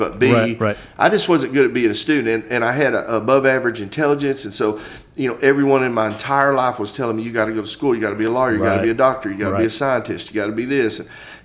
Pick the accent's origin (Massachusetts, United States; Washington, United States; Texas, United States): Texas, United States; Odessa; So, I grew up in Odessa